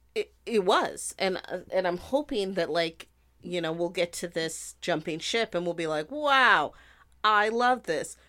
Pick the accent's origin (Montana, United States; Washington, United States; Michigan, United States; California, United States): Montana, United States; I grew up in Montana